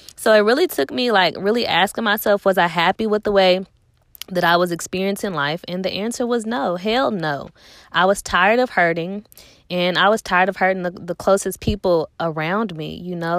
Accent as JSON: {"language": "English", "town": "Nashville", "region": "Tennessee", "country": "United States", "also_born_or_lived": "Clarksville, Tennessee", "said": "I'm from Nashville"}